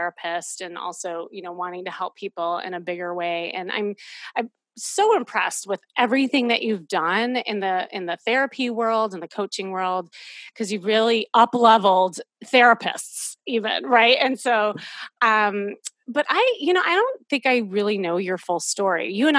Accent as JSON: {"language": "English", "region": "Midwest", "country": "United States", "tie": "born or raised there", "moved": "yes", "lives_now": "Los Angeles, United States", "said": "growing up in the Midwest"}